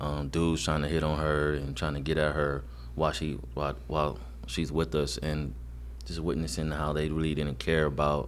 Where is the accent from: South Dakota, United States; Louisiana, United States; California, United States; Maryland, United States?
California, United States; Los Angeles; I'm born and raised South Central Los Angeles